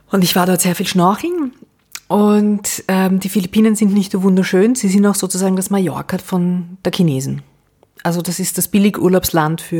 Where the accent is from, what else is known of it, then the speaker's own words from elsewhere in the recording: Vienna, Austria; Ich bin ähm, Wienerin